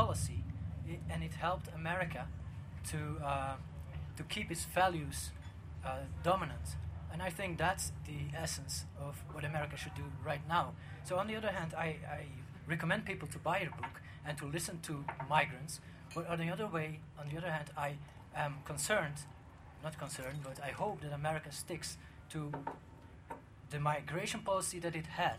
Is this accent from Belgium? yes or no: yes; Belgium; moved away as an adult; now in United States; I'm from Belgium, and in the beginning of my process to immigrate to the United States